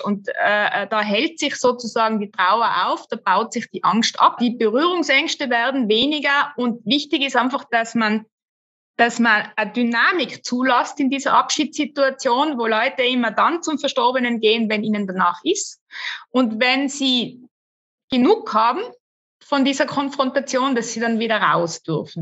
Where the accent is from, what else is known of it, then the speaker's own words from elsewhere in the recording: Tyrol, Austria; also born or lived in Innsbruck; bei uns in Tirol